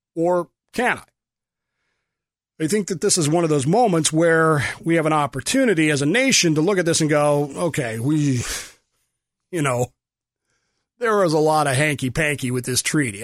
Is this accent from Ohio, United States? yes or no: no; Oklahoma, United States; I was born in Oklahoma